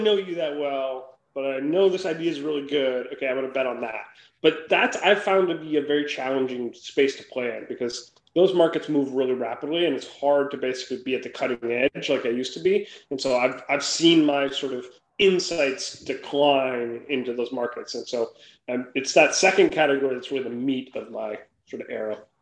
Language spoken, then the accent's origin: English; Minnesota, United States; moved away as an adult; now in San Francisco Bay Area, United States; I grew up in Minnesota